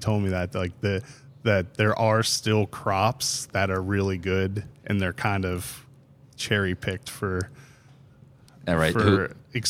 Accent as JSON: {"language": "English", "town": "Pittsburgh", "region": "Pennsylvania", "country": "United States", "moved": "yes", "said": "I'm from Pittsburgh, so we got married up there"}